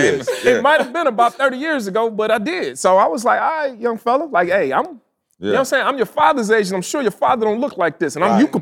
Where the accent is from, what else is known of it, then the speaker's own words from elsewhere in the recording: Chicago, Illinois, United States; I'm representing from Chicago. Chi-town.